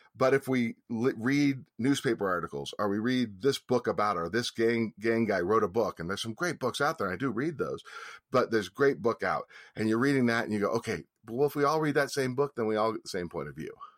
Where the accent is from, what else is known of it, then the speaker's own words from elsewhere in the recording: San Francisco, California, United States; growing up in San Francisco